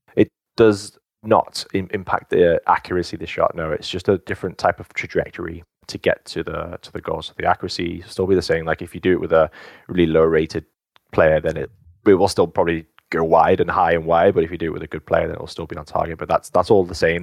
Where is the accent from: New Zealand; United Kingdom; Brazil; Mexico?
United Kingdom; England; moved away; also born or lived in United States; I was born in England. Half of my family, um, is Welsh